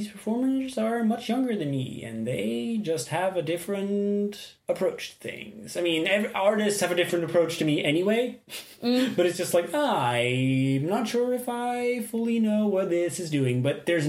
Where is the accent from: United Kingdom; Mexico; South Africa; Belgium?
Belgium; we are from Belgium.